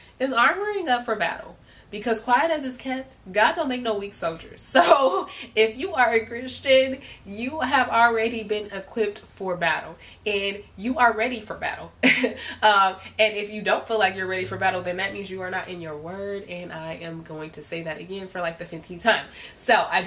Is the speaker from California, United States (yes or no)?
yes; Compton, California, United States; I came from Compton, literally had nothing, you know, like I grew up in the lowest of lows